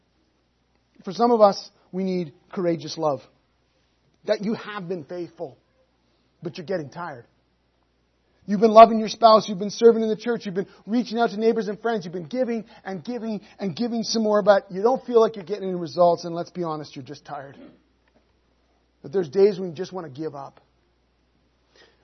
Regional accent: Canada; We're Canadian

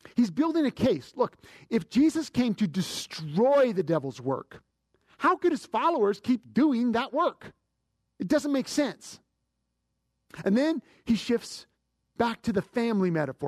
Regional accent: Canada; As a Canadian

